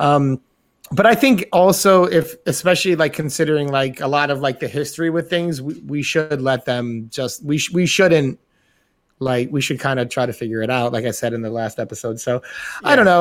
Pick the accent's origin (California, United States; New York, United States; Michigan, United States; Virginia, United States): New York, United States; Being being a New Yorker, we're exposed to all different um, cultures